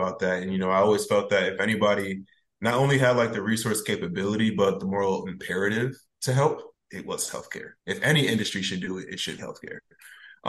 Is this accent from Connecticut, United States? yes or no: yes; Bridgeport, Connecticut, United States; moved away as an adult; now in North Carolina, United States; growing up in Bridgeport is really interesting